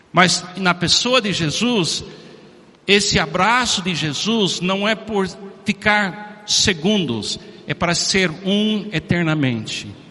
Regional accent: Miami, Florida, United States; Portuguese is a second language; moved away; Eu, como americano, nasci em Miami em 1951, muitos anos atrás.

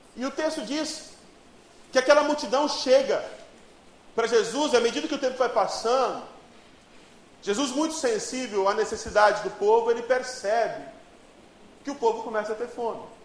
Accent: Ariquemes, Rondônia, Brazil; born or raised there; also born or lived in Porto Velho

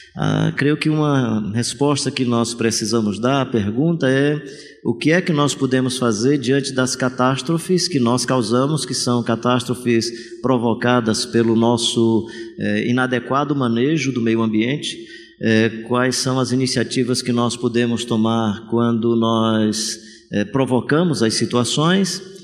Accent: Fortaleza, Ceará, Brazil; sou de Fortaleza

